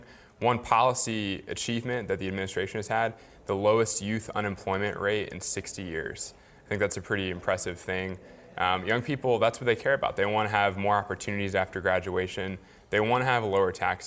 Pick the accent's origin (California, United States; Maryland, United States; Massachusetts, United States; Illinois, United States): Maryland, United States; Frederick; also born or lived in Washington, D.C.; I grew up in Frederick, Maryland